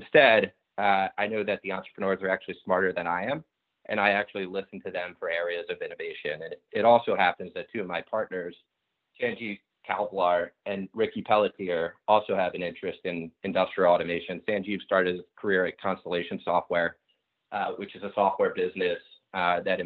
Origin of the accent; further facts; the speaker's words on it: outside of Philadelphia, Pennsylvania, United States; Growing up outside of Philadelphia